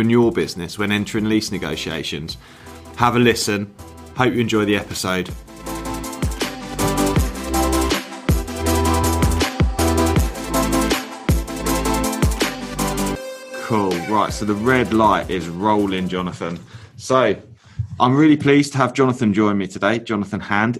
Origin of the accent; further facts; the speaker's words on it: England, United Kingdom; I'm a proper Southerner